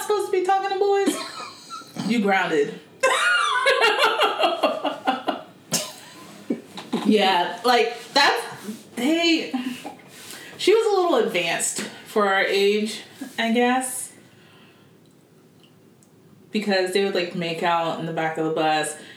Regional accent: United States; I am American.

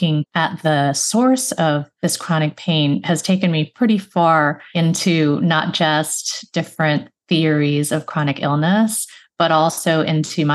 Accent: Chicago, Illinois, United States; I grew up in the Chicago area

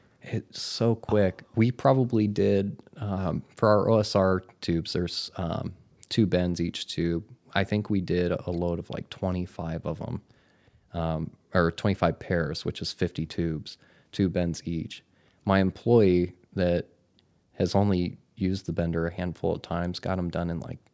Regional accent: Michigan, United States; also born or lived in Las Vegas; now in Hermosa Beach, United States; I'm from Michigan.

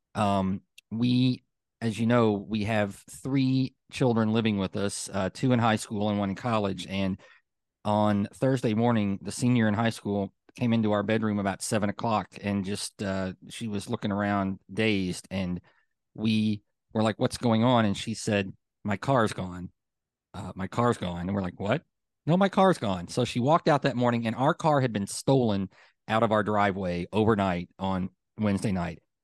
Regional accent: Hopkinsville, Kentucky, United States; now in Louisville, United States; I grew up in Western Kentucky in Hopkinsville

